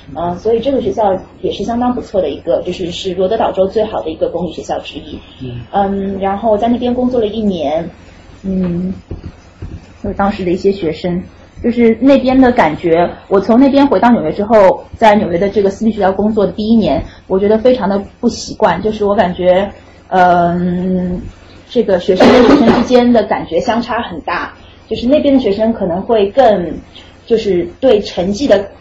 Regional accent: China; moved away as an adult; also born or lived in Rhode Island; now in United States; 我是中国的教育体系里长大的

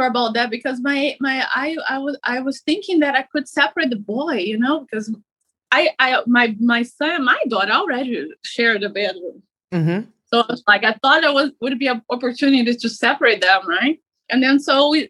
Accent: Brazil; moved away as an adult; now in United States; I am from overseas. I'm from Brazil. So I moved here to the United States to be with my mom

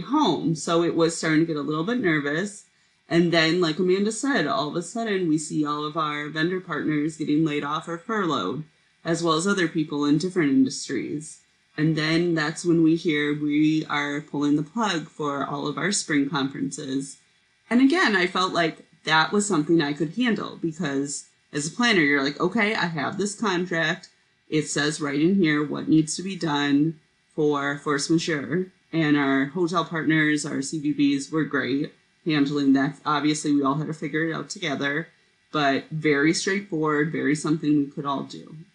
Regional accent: Indiana, United States; I went to Purdue University because I'm from Indiana

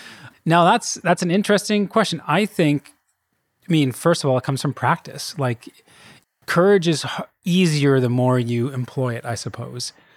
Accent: Kelowna, British Columbia, Canada; moved away as an adult; I'm from Kelowna originally. That's where I grew up.

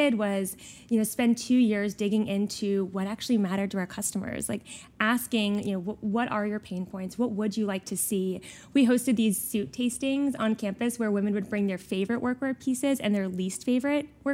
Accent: Houston, Texas, United States; I am a native Texan, born and raised in Houston, Texas

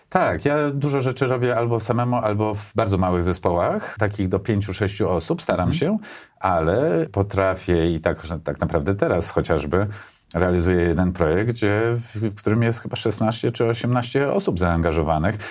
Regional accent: Warsaw, Masovian Voivodeship, Poland; Ja urodziłem się w Warszawie, na Pradze Południe mieszkałem, tam się wychowałem

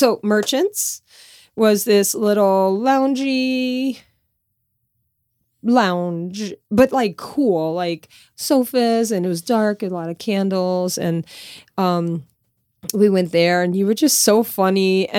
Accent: Louisiana, United States; Growing up in Louisiana, dates are kind of like made for you.

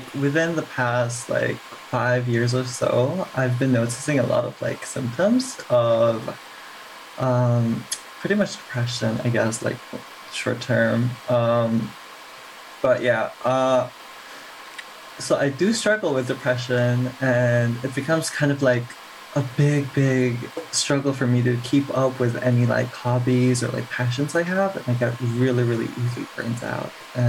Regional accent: Philippines; also born or lived in Korea; now in Singapore; I grew up in the Philippines.

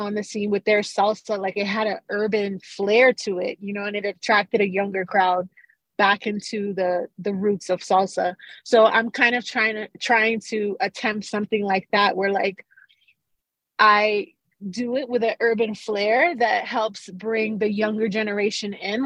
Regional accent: Carolina, Puerto Rico; also born or lived in Bronx, New York / New York; now in New Mexico, United States; growing up in Carolina, Puerto Rico, when reggaeton was just being formed

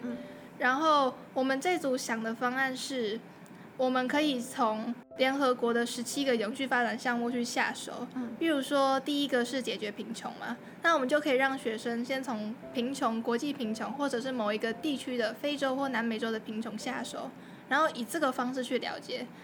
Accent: Taipei, Taiwan; 我身为台北人，我没有去过一零一

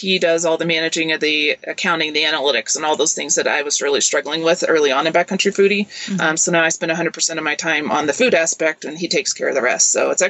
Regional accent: Kentucky, United States; moved away as an adult; also born or lived in Seattle, Washington; now in New Mexico, United States; I grew up in Kentucky, so we really didn't camp or backpack then.

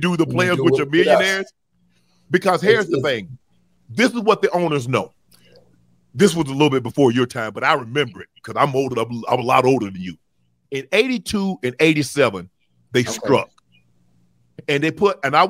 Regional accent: Glenville, United States; You ain't from my hometown. I don't know not one owner from Glenville

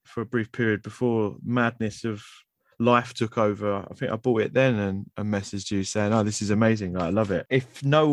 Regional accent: London, United Kingdom; accent: Cockney; I could never imagine speaking any other way than this sort of Cockney gruff. And for me, that my accent is a massive part of my identity

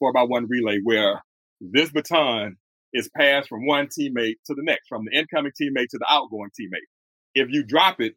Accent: Houston, Texas, United States; born and raised in Houston, Texas

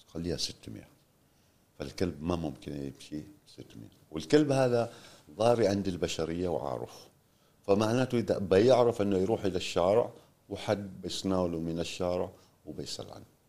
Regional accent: Oman; also born or lived in Tanzania; ونحن شباب عمانيين

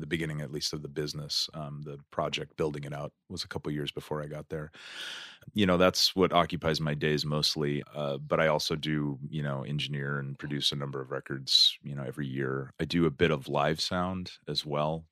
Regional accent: Stockton, California, United States; moved away; also born or lived in San Francisco / Berkeley / Denver, Colorado; I'm originally from Stockton

